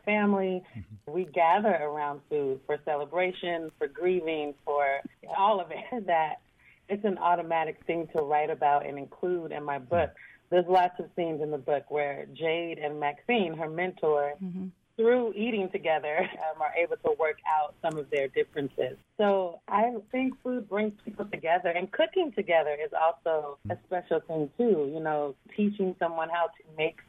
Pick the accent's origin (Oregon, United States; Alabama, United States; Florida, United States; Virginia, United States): Oregon, United States; Portland; moved away; my hometown